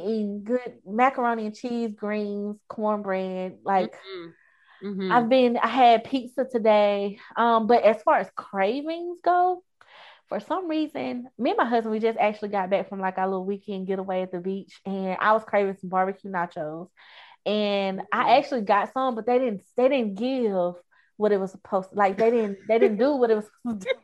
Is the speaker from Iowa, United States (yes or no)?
no; Hattiesburg, Mississippi, United States; in Mississippi, people here, like where I'm from, Hattiesburg, is very family oriented